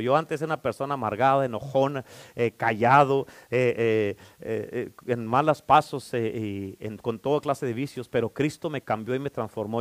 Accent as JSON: {"language": "Spanish", "region": "Durango", "country": "Mexico", "moved": "yes", "said": "como soy de Durango, pues vamos a la iglesia"}